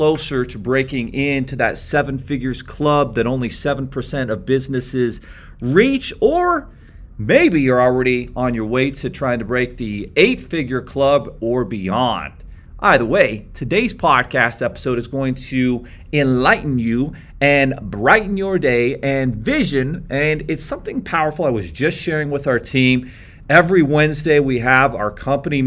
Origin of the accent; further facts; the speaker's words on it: Beaver, Utah, United States; I grew up in Beaver, Utah, 3,000 people, very small town, limited opportunities, you know, in southern Utah where I grew up.